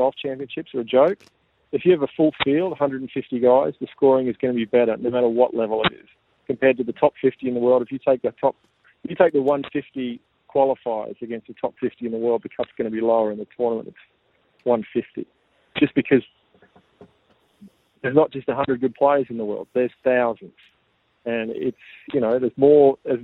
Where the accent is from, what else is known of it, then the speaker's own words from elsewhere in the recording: Tasmania, Australia; growing up in Tassie